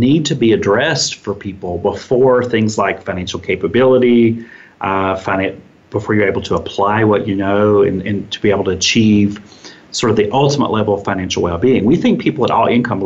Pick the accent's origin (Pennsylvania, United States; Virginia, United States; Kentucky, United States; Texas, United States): Kentucky, United States; my home state of Kentucky